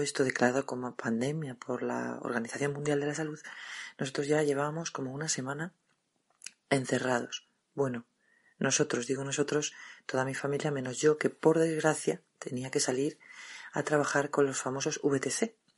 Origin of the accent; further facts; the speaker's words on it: Madrid, Community of Madrid, Spain; soy de Madrid